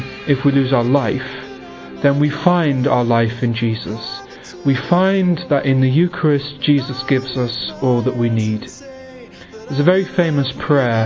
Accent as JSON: {"language": "English", "region": "England", "country": "United Kingdom", "said": "I'm from England, I'm 22"}